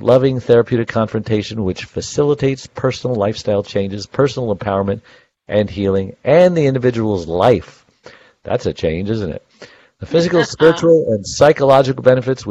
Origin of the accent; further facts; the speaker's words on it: New York, United States; I was born in Bay Ridge, Prospect Park.